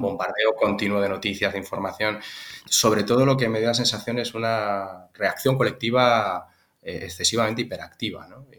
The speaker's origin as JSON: {"language": "Spanish", "town": "Tarragona", "region": "Catalonia", "country": "Spain", "tie": "born or raised there", "also_born_or_lived": "Santiago de Compostela", "moved": "as an adult", "lives_now": "Zaragoza, Spain", "said": "yo soy catalán, natural de Tarragona"}